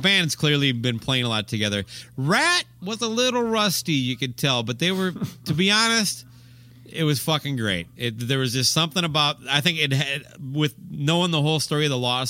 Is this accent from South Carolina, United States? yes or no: no; Owatonna, Minnesota, United States; also born or lived in Rochester, Minnesota; I grew up in Owatonna, went to college in Rochester, and worked at a place called Schmidt Printing